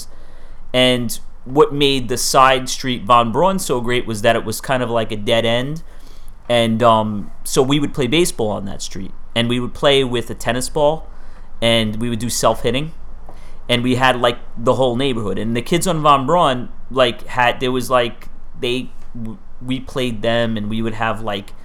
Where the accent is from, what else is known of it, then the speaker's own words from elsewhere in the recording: New York City, New York, United States; Growing up in Staten Island, my parents moved out there in 1977 when I was a baby.